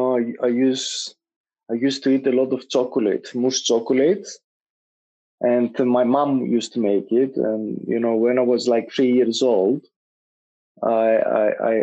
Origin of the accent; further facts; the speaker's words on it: Greece; moved away as an adult; now in London, United Kingdom; growing up in Greece and small societies